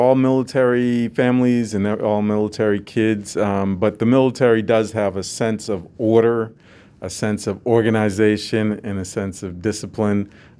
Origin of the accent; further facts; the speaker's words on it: Massachusetts, United States; I grew up in Massachusetts on the Boston side of Cape Cod.